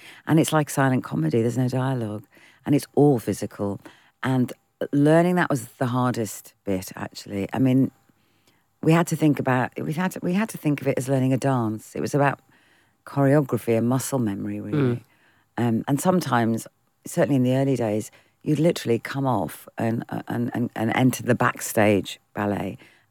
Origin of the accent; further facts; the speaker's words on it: United Kingdom; All of our influences are British. We are British.